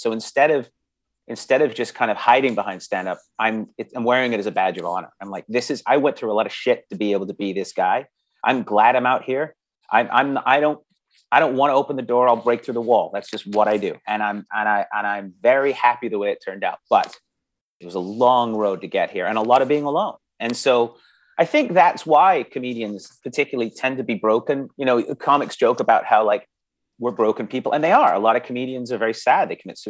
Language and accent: English; Canada; accent: English; also born or lived in England; so I was born in England, and when I moved to Canada, I was 5 years old. So I was really young, and I had a very thick English accent.